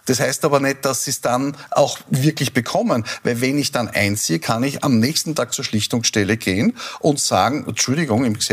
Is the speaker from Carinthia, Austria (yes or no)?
no; Salzburg, Austria; born there; ich bin eine gebürtige Salzburgerin.